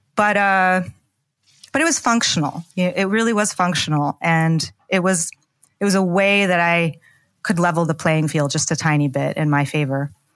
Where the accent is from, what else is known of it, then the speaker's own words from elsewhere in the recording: Pacific Northwest, United States; moved away as an adult; also born or lived in Soviet Union / New York; I was born in the former Soviet Union. My family came as political refugees in the late nineteen eighties. And I grew up in the Pacific Northwest